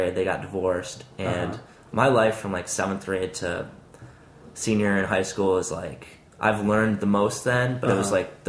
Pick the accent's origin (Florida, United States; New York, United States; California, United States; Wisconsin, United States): Wisconsin, United States; Madison; moved away; growing up in Madison was awesome.